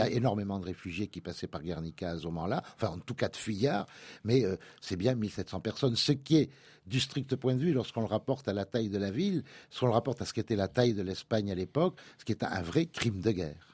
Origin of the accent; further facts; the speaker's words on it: France; lorsque l'on est français